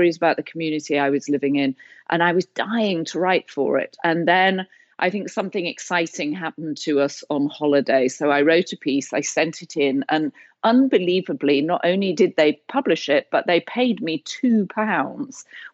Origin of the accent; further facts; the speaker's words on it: Leeds, Yorkshire and the Humber, United Kingdom; growing up in Leeds in the 60s and 70s